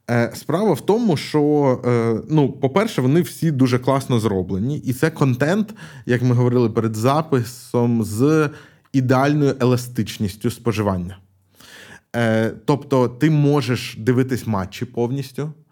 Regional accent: Kyiv, Ukraine; я ж з Києва

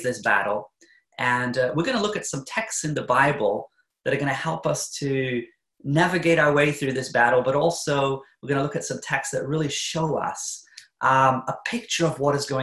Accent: New Zealand; moved away as an adult; now in Norway; I'm not originally from Norway, but I'm born in New Zealand, but I married a Norwegian. And so I've been living in Norway actually for the last, about 17 years now

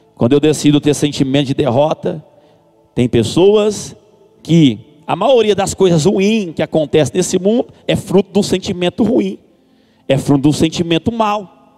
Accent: a town in the interior of Goiás, Brazil; Sou de uma cidade do interior de Goiás, onde a gente pastoreamos ali um campo com cinco igrejas

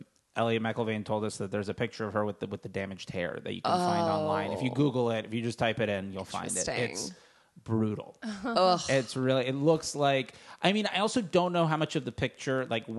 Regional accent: Fort Lauderdale, Florida, United States; now in Los Angeles, United States; I'm from the East Coast, and whenever I go home in Fort Lauderdale

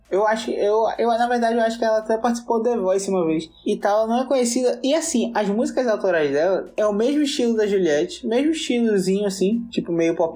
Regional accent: Northeast Region, Brazil; Ele, aliás, eu sou do Nordeste, ele é do Sul, ele prefere rap e eu sou mais gadu

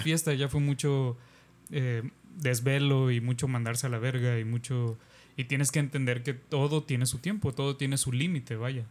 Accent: Mexico; nos está sofocando como mexicanos y como país y como sociedad

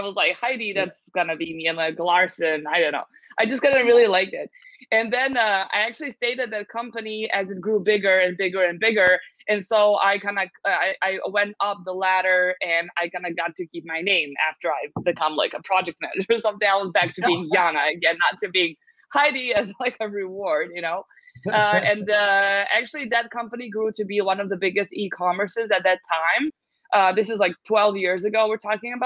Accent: Serbia; also born or lived in United States; I happen to be born and raised in Serbia, so this is where my base is

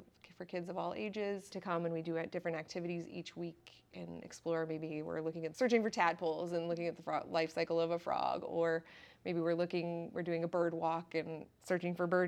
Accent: South Central Iowa, United States; now in Northeast Iowa, United States; I'm from South Central Iowa

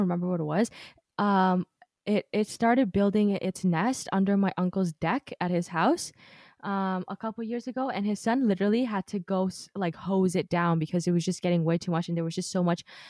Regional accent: Canada; I am a shameful Canadian

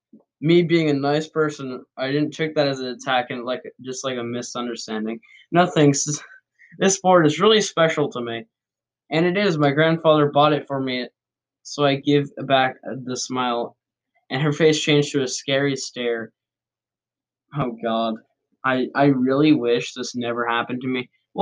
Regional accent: Brazil; Again, I'm from Brazil

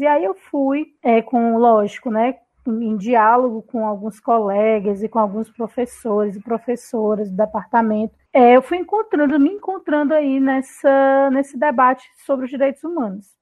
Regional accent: Fortaleza, Ceará, Brazil; Eu sou fortalezense mesmo, né? Sou cearense nata.

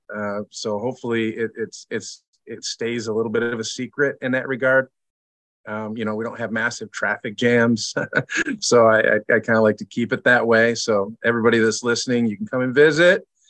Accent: Lansing, Michigan, United States; now in Grand Rapids, United States; I grew up in Lansing

